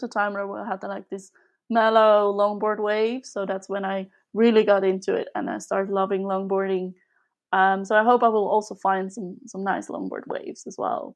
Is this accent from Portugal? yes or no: no; Switzerland; now in Netherlands; I grew up in Switzerland